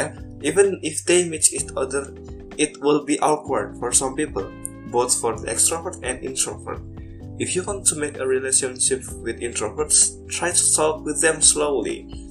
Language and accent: English; Banyumas, Central Java, Indonesia; my hometown, Banyumas.